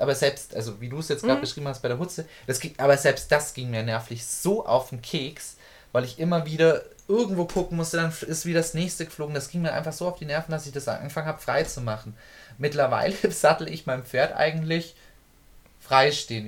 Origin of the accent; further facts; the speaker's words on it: Germany; bei uns in Deutschland